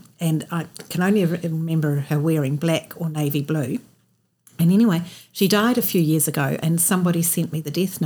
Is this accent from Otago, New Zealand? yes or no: yes; Oamaru, Otago, New Zealand; I was born there. Grew up in Solway Street. My father built the house there